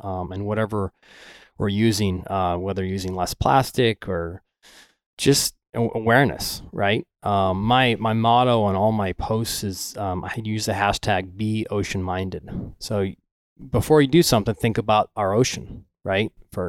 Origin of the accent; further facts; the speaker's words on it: Venice, Florida, United States; I grew up in Venice, right? Okay. About an hour north of where the hurricane just hit.